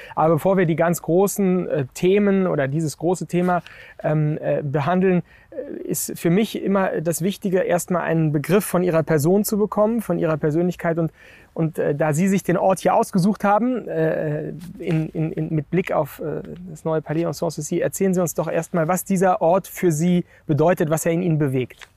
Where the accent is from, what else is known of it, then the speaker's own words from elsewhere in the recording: Germany; in unserem Land